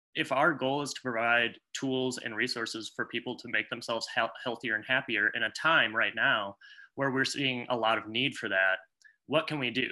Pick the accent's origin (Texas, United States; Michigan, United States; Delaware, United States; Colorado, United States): Michigan, United States; I'm from Michigan